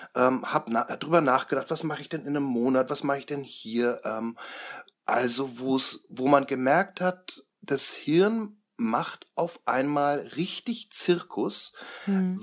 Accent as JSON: {"language": "German", "area": "Franconia", "region": "Bavaria", "country": "Germany", "said": "bei uns in Franken"}